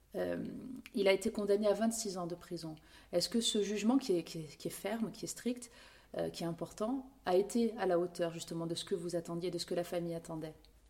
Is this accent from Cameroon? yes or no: no; Corsica, France; chez nous, en Corse